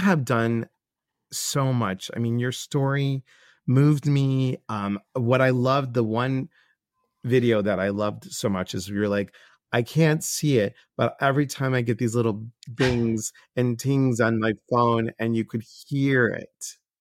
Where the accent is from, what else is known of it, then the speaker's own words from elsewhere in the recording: Chicago, Illinois, United States; moved away; I'm from Chicago originally